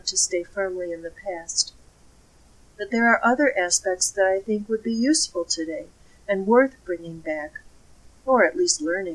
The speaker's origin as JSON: {"language": "English", "town": "Chicago", "region": "Illinois", "country": "United States", "tie": "born or raised there", "accent": "Windy City", "moved": "yes", "lives_now": "northwestern U.S., United States", "said": "I grew up in Illinois, and you could probably hear traces of the Windy City in my accent"}